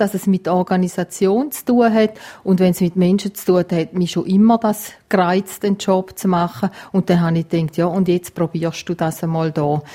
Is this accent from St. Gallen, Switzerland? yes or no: yes; Gossau, St. Gallen, Switzerland; accent: St. Galler Dialekt; moved away as an adult; also born or lived in El Paso, Texas; now in Graubünden, Switzerland; Ich bin aufgewachsen in Gossau, St. Gallen